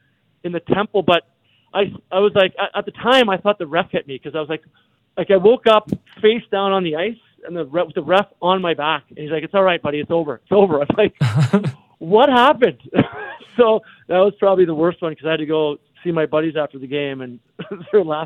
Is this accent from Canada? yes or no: yes; Dryden, Ontario, Canada; I grew up in Dryden, Ontario, which is like four hours from Winnipeg.